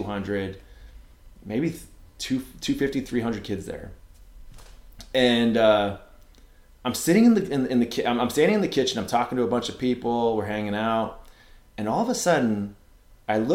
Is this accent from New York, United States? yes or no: no; Ramona, California, United States; I grew up in Ramona, California